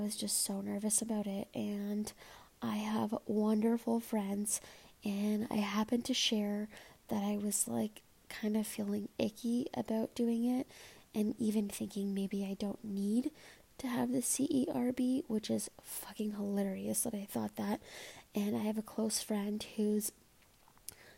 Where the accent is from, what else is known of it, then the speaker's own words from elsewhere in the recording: Toronto, Ontario, Canada; I'm from Toronto